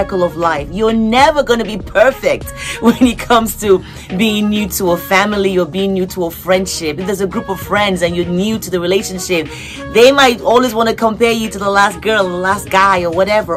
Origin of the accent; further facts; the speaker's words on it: Lagos, Nigeria; now in United States; I was born in Surulere